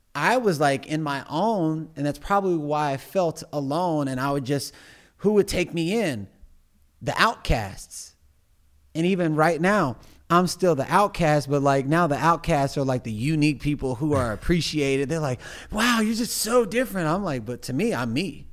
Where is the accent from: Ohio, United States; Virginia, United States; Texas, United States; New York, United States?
Texas, United States; Missouri City; I grew up in Missouri City, Texas